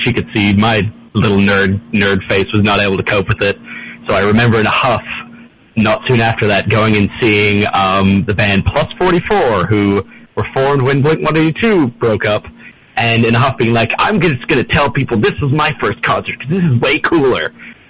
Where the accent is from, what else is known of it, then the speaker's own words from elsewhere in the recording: Australia; So I grew up in Australia where not many bands really made it out there.